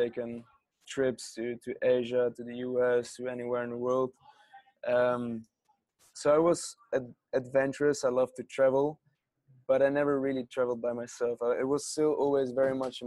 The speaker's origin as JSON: {"language": "English", "town": "Amsterdam", "region": "North Holland", "country": "Netherlands", "tie": "born or raised there", "also_born_or_lived": "Hong Kong", "second_language": "English", "moved": "as an adult", "said": "I grew up in Amsterdam"}